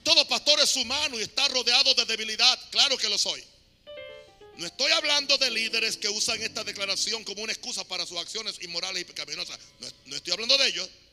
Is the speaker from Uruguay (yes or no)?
no; Panama; aquí en mi país